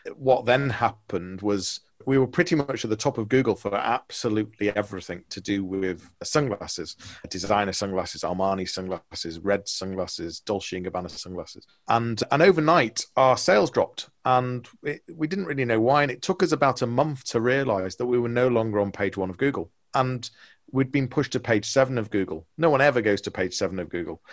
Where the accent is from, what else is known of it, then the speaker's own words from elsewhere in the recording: Liverpool, North West England, United Kingdom; moved away as an adult; now in Leeds, United Kingdom; I'm from Liverpool originally. So now in Leeds, I moved here when I was 18